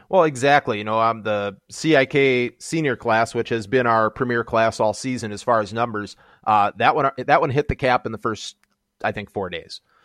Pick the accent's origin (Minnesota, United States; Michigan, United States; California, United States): Minnesota, United States; I'm from Minnesota